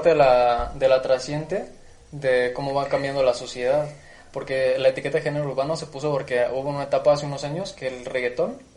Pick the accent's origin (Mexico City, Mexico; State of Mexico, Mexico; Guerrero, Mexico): State of Mexico, Mexico; Ecatepec; somos de Catepec, Estado de México.